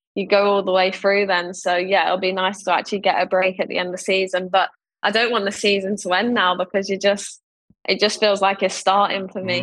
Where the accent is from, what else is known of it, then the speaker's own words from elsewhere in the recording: London, United Kingdom; growing up in Ealing and being round the corner at Wembley